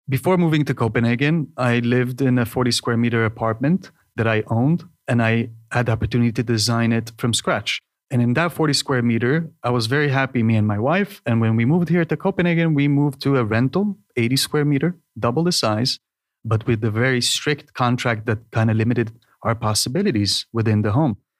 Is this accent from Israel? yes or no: yes; Israel; moved away as an adult; now in Denmark; originally from Israel